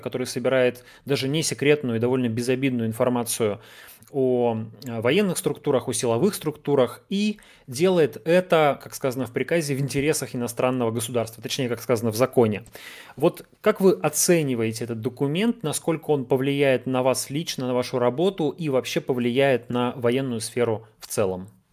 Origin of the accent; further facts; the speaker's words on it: Yekaterinburg, Sverdlovsk Oblast, Russia; я из Екатеринбурга, и это, в общем-то, как бы наше детище